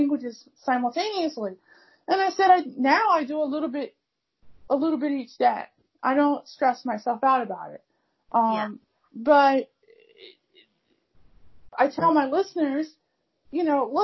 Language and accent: English; United States; first language English; I'm from the U.S. I'm African-American. I'm a native speaker of English. That's my first language